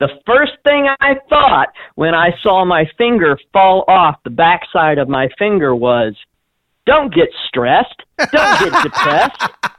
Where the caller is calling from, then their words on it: Springport, Indiana, United States; I'm calling from Springport, Indiana.